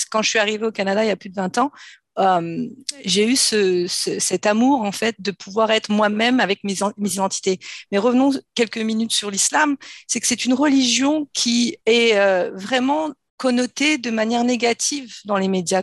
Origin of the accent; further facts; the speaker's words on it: France; je suis née en France. J'ai grandi en France dans une famille nombreuse